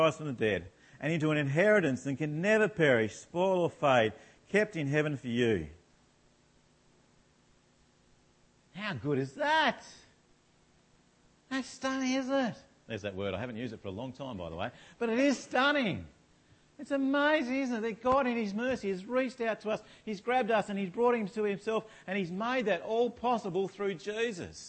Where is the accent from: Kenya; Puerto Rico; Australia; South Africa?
Australia